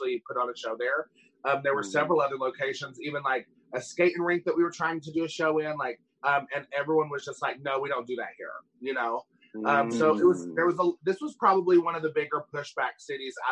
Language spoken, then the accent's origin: English; Johnson City, Tennessee, United States; I'm from Johnson City, Tennessee, but I am from Tennessee as well.